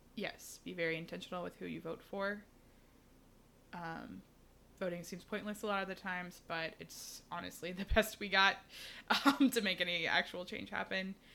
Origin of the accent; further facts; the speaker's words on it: Houston, Texas, United States; I'm from Houston, which is the fourth largest city